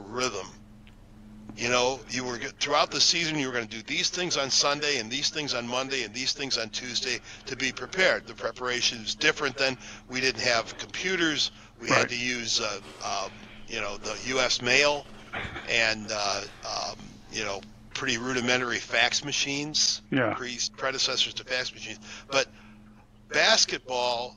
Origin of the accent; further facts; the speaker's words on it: Chicago, Illinois, United States; moved away; I was a kid growing up in Chicagoland